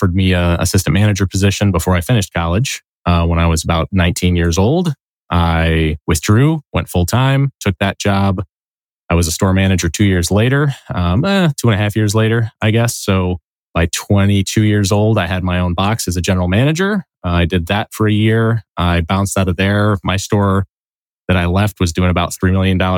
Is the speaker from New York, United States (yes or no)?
yes; Syracuse, New York, United States; moved away as an adult; also born or lived in Fayetteville, New York / Manlius, New York / Chittenango, New York; now in Rochester, United States; I actually grew up not far from here. I grew up in Syracuse, or just outside of Syracuse